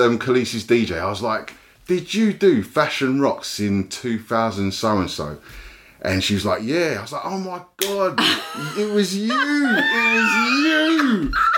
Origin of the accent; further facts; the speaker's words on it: London, United Kingdom; I'm from East London.